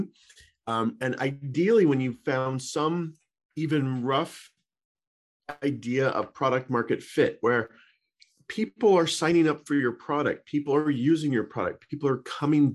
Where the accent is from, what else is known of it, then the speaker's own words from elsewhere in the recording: Boulder, Colorado, United States; moved away as an adult; also born or lived in Santa Clara, California; now in Marin County, United States; I grew up in Boulder, Colorado, great little town, and wanted to go to the West Coast